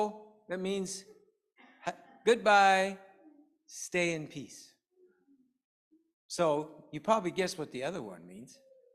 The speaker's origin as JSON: {"language": "English", "region": "England", "country": "United Kingdom", "said": "And so I learned the Korean alphabet, because I found as an English person, it's really helpful to learn the alphabet if you're going to learn to pronounce things properly."}